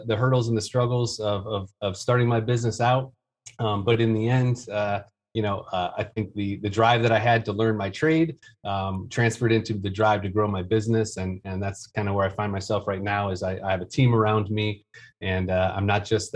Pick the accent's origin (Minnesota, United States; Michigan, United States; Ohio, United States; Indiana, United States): Michigan, United States; Detroit; now in Greenville, United States; I'm originally from Detroit area of Michigan.